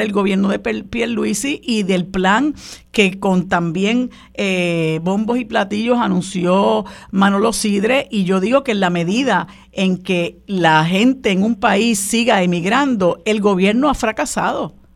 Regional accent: Puerto Rico

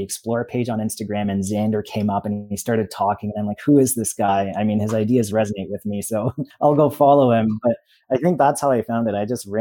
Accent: Toronto, Ontario, Canada; I grew up in Toronto, but I moved outside of Toronto to a smaller town

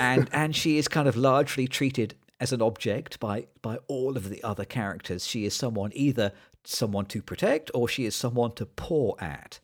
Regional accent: United Kingdom; as a British person

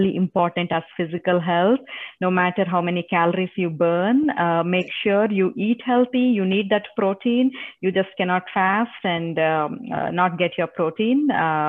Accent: India; first language Telugu; English is a second language; now in Texas, United States; It's in Telugu. That's my mother tongue.

